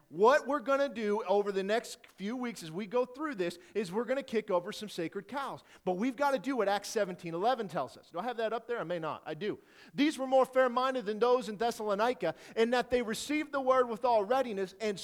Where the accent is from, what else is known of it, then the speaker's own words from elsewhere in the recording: Detroit, Michigan, United States; moved away; I'm originally from Detroit